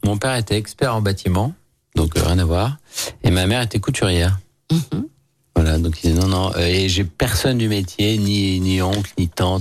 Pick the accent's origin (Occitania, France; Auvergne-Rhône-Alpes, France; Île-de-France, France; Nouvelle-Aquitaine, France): Auvergne-Rhône-Alpes, France; Lyon; Moi, pur lyonnais, je suis né à Lyon 7e